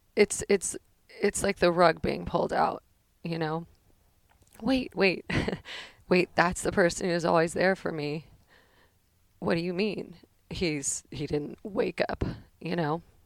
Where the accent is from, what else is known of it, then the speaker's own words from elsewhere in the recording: Danville, California, United States; also born or lived in Pleasanton, California; I grew up in the Bay Area, San Francisco Bay Area, in Danville, California